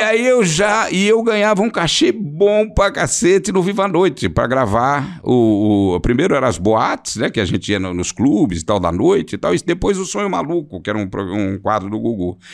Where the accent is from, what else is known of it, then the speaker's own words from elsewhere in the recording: São Paulo, Brazil; eu voltei do Morumbi para Santana, para o Alto de Santana, da, da, onde eu sempre morei, onde eu nasci